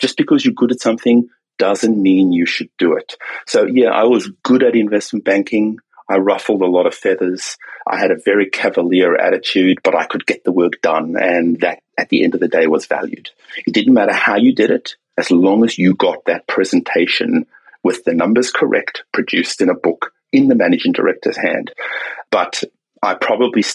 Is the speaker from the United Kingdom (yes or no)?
no; South Africa; now in Sydney, Australia; I grew up in South Africa, okay, during apartheid.